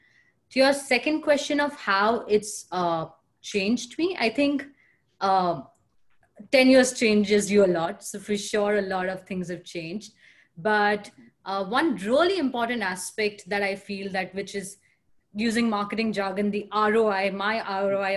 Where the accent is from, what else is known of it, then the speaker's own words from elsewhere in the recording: India; moved away as an adult; also born or lived in Pune, India / Mumbai, India / Boston, United States / New York City, United States; now in San Francisco, United States; I am born and raised in India